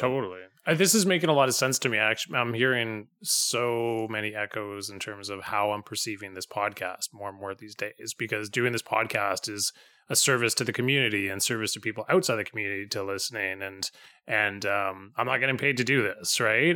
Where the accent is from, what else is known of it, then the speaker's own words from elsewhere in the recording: Vancouver, British Columbia, Canada; now in Pender Island, Canada; I grew up in Vancouver, and so I go back to visit my family